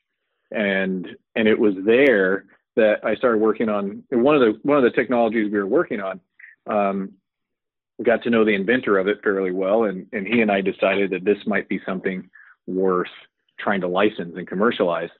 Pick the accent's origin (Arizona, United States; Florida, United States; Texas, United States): Texas, United States; El Paso; I grew up in El Paso, Texas.